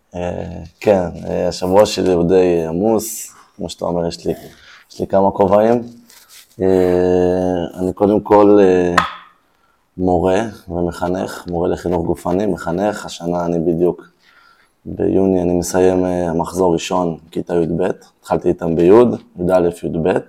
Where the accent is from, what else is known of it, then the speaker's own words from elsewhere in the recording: Israel; נולדתי פה, הוריי גרו פה, נולדו פה, אוקיי. סבא okay. וסבתא שלי הקימו את הקיבוץ